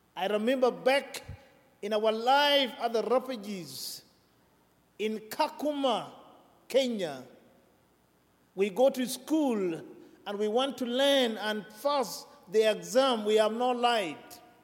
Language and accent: English; South Sudan; now in United States; I'm from South Sudan